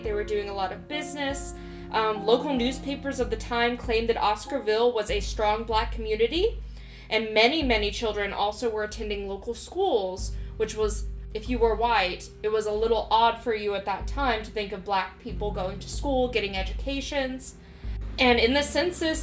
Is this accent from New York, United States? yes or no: no; Georgia, United States; we are both from Georgia, born and raised